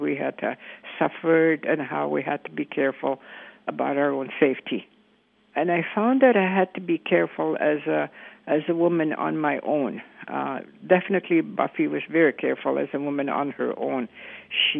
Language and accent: English; Canoe Lake Cree First Nation, Saskatchewan, Canada; I'm from the Canoe Lake Cree First Nation in Saskatchewan.